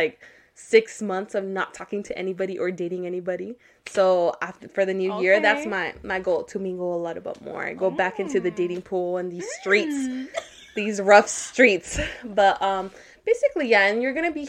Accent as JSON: {"language": "English", "region": "California", "country": "United States", "tie": "born or raised there", "moved": "yes", "lives_now": "Las Vegas, United States", "said": "I was born in California"}